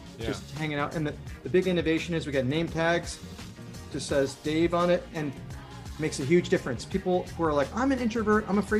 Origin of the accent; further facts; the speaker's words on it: West Hartford, Connecticut, United States; moved away; also born or lived in New York; I'm from West Hartford. That's where I grew up.